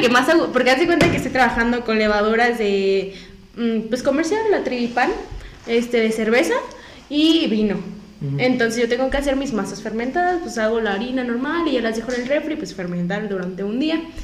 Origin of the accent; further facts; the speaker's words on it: Morelia, Michoacán, Mexico; soy de Morelia